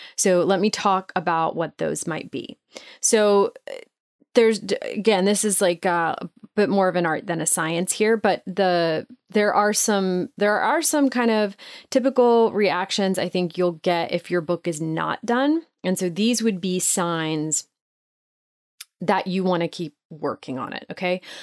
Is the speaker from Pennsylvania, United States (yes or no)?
no; Nashville, Tennessee, United States; my hometown of Nashville